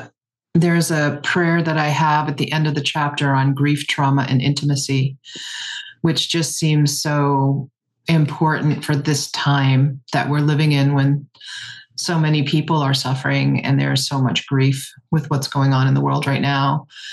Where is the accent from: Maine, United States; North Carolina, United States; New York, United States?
Maine, United States; Penobscot Nation; I am from the Penobscot Nation and the Passamaquoddy tribe of Tsibayak. My family is Bear Clan from the Penobscot Nation and Crow Clan from the Passamaquoddy tribe of Tsibayak. And we are here in Banawabskewi territory in Chkwabinakiyak, which is the Canadian Maritimes and down into Maine